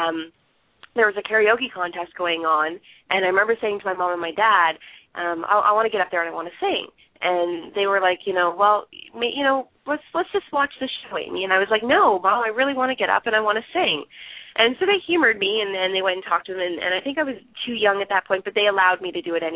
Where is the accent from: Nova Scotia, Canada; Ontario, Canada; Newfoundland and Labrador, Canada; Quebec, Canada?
Ontario, Canada; Barrie; Barrie, Ontario, and I'm from Canada.